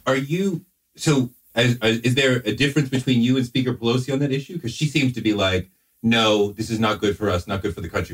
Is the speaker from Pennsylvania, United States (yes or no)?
no; Boston, Massachusetts, United States; I grew up in Boston